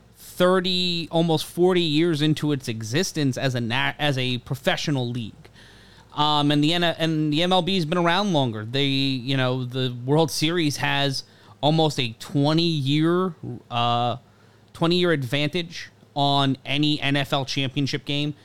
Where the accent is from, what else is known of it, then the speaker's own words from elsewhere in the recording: New York, United States; Growing up in New York